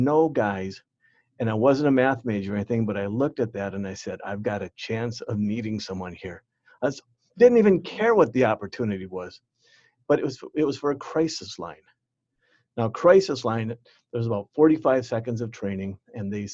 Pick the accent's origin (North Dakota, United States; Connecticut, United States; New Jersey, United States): North Dakota, United States; Bismarck; moved away as an adult; also born or lived in Minnesota / Guatemala; I came from Bismarck, came to Minnesota, first one out of our family to leave the state, actually to leave Bismarck to go to college